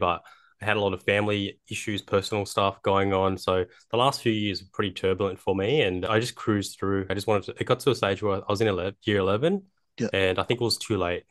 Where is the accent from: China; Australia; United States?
Australia; Sydney, New South Wales; I was born in Bankstown, southwest Sydney